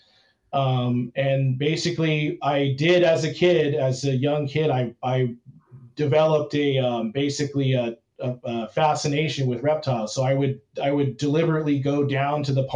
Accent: Torrance, California, United States; I grew up in Torrance, which is just south of Los Angeles

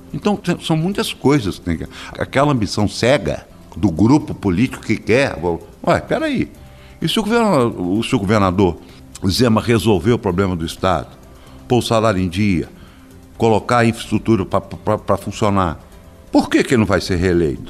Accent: Belo Horizonte, Minas Gerais, Brazil; Eu nasci em Belo Horizonte

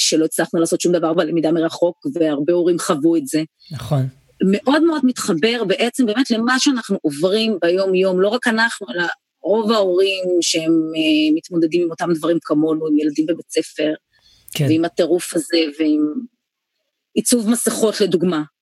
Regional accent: Haifa, Haifa District, Israel; לים, לטיילת, לבת גלים, שכונה שגדלתי בה.

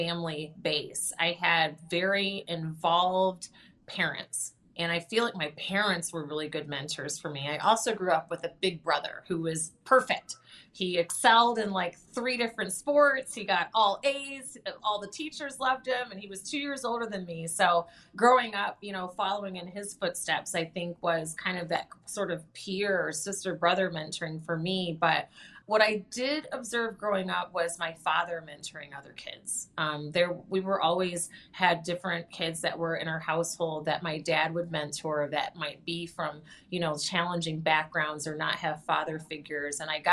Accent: Lansing, Michigan, United States; I grew up there in Lansing

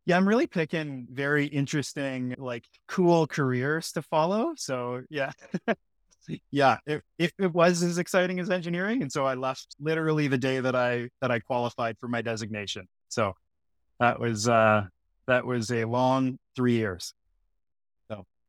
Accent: Sudbury, Ontario, Canada; now in Toronto, Canada; I loved growing up in Sudbury. It's, you know, it's Northern Ontario.

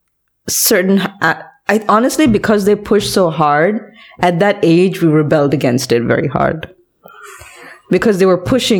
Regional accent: India; also born or lived in Malaysia; for I'm from India.

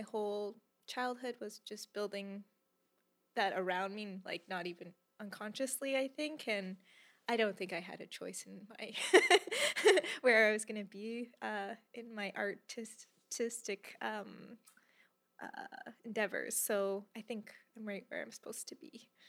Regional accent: Calgary, Alberta, Canada; I was born and raised in Calgary, Alberta

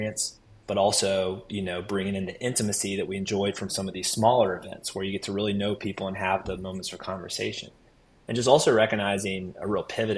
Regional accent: Raleigh, North Carolina, United States; born and raised in Raleigh

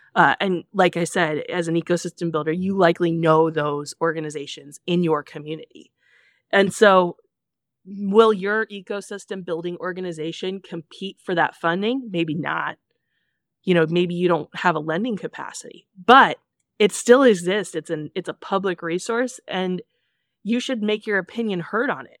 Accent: Kansas City, United States; I'm from Kansas City

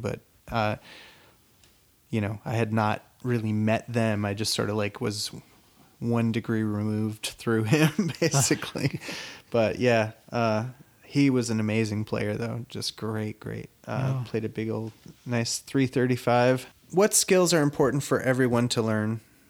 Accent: near Buffalo, New York, United States; I grew up near Buffalo, New York

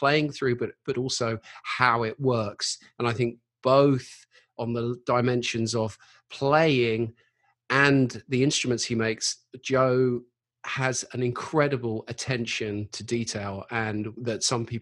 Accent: United Kingdom; now in London, United Kingdom; as a Brit

